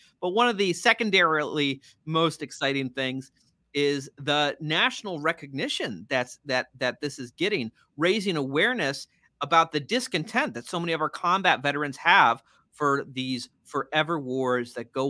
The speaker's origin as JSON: {"language": "English", "region": "Maine", "country": "United States", "said": "my own experiences, in my home state of Maine, where I still serve in the Maine State Senate"}